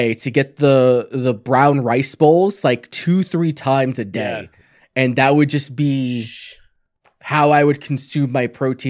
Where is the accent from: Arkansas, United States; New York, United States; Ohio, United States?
New York, United States; I'm from New York, man. Pizza and bagels, yeah, and all that shit.